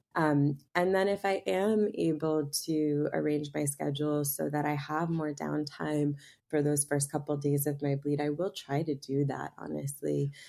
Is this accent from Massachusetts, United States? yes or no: yes; Boston, Massachusetts, United States; I grew up in Boston in a very you know, science-based conventional medicine family.